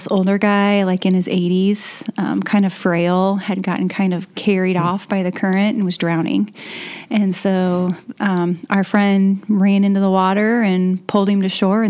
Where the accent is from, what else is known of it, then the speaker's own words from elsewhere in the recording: Warsaw, Indiana, United States; also born or lived in Columbia City, Indiana; I grew up in Warsaw, Indiana, and Pearston, and then Warsaw. I graduated from Warsaw High School. I moved to Columbia City when I was a freshman in college.